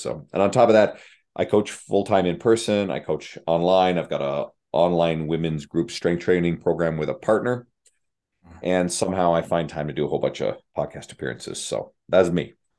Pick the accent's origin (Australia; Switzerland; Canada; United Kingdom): Canada; St. John's, Newfoundland and Labrador; moved away as an adult; now in Edmonton, Canada; moving across the country to live in Edmonton, Alberta, where I grew up in St. John's, Newfoundland, on the east coast of Canada